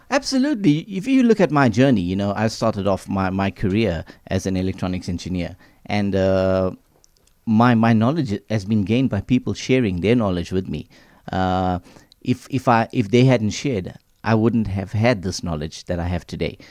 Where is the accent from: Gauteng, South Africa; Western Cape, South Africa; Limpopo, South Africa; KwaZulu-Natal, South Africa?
KwaZulu-Natal, South Africa; Durban; being of Indian origin, living in, uh, Durban